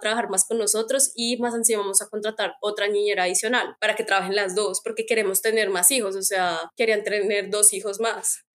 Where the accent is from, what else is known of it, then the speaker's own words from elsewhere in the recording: Bogotá, Colombia; first language Spanish; moved away as an adult; also born or lived in Netherlands / Belgium; now in Canada; yo soy de Bogotá